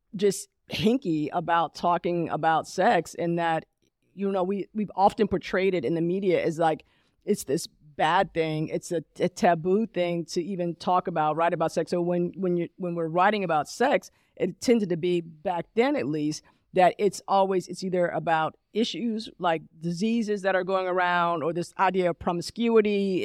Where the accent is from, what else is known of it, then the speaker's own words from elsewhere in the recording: Columbia, Maryland, United States; moved away as an adult; also born or lived in Alabama; now in Charlotte, United States; I grew up in Columbia, Maryland, but I adulted in Charlotte